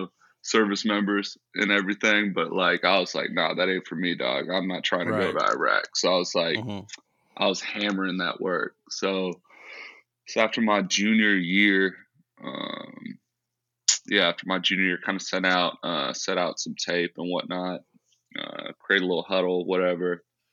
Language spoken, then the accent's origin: English; San Ramon, California, United States; It's kind of like, middle-class community. I mean, grew up riding bikes with my little friends.